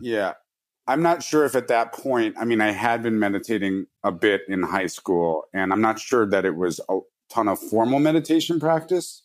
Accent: New York City, New York, United States; I grew up in New York City

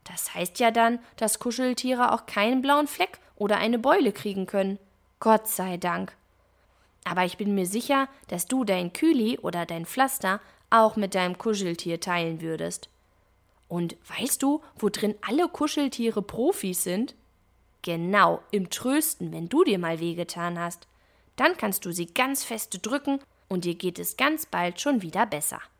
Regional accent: Münster, North Rhine-Westphalia, Germany; Eine davon findet sogar in meiner Heimatstadt Münster statt.

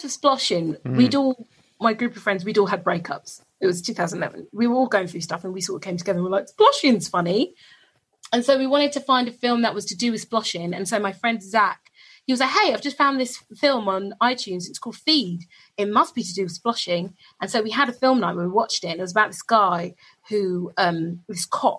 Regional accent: London, United Kingdom; I live in London, I'm born in London

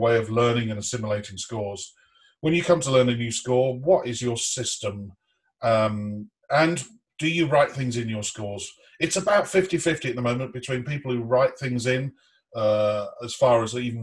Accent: United Kingdom; as a Brit

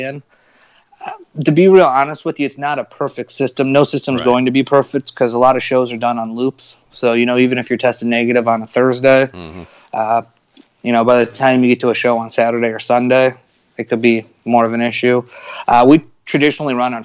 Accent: South Bend, Indiana, United States; moved away; I'm from Northern Indiana originally, just outside of Chicago, South Bend, home of Notre Dame and the Fighting Irish

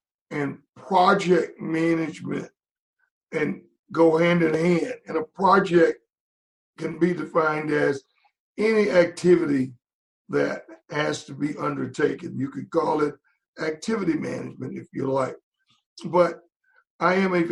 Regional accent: Shreveport, Louisiana, United States; moved away as an adult; also born or lived in Pittsburgh / Charlotte; in Shreveport, Louisiana, my hometown.

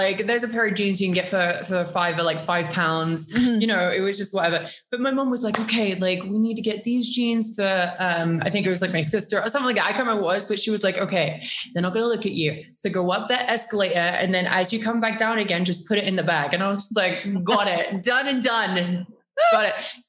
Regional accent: Norwich, East of England, United Kingdom; Norwich is beautiful. First of all, Norwich is a city, but also it's a university town too.

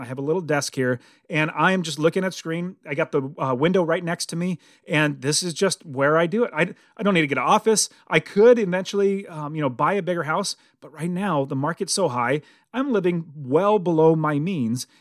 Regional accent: United States; as American

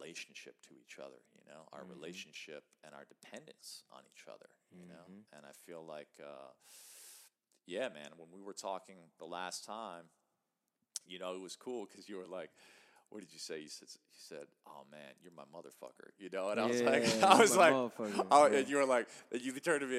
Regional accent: Chicago, Illinois, United States; I grew up in Chicago, in the city

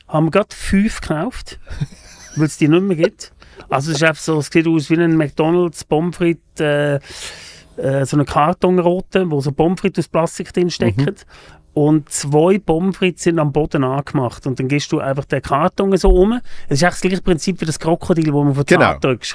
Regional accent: a small town near Lucerne, Switzerland; also born or lived in Germany; Ich bin in Deutschland geboren, aus Deutschland gekommen, in ein kleines Dörfli äh, oder in ein Dorf, oder ein kleines Städtchen kann man sagen, vor Luzern

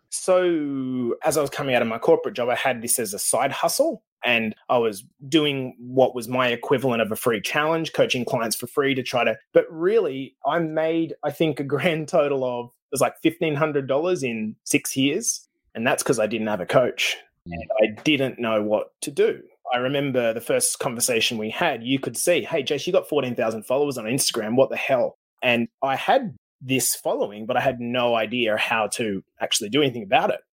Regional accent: Australia; moved away as an adult; now in Canada; Australia, even though I'm in Canada, because that's where I came from

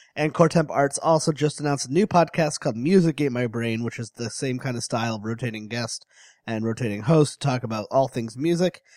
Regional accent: Connecticut, United States; I'm from Connecticut

